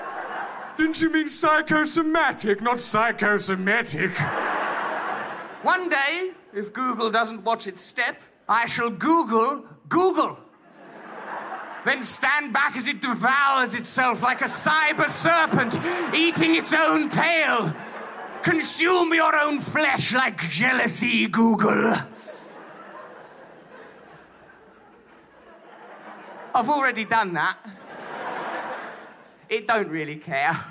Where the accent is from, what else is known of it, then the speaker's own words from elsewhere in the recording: England, United Kingdom; we English